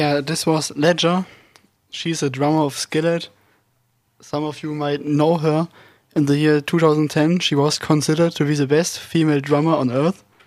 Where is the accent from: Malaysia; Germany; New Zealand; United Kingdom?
Germany; English is a second language; moved away; I'm 19 years old, and I'm also from Germany